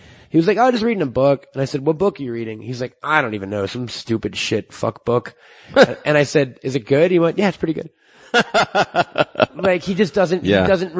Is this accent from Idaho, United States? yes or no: no; New York, United States; I'm from New York